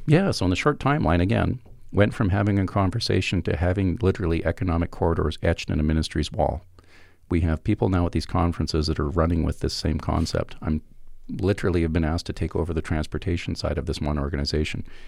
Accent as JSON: {"language": "English", "region": "Alberta", "country": "Canada", "said": "I'm from Alberta"}